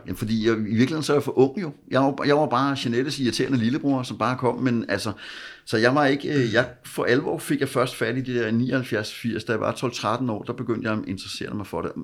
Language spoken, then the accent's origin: Danish; Copenhagen, Capital Region of Denmark, Denmark; Jeg voksede op ude i Vandløs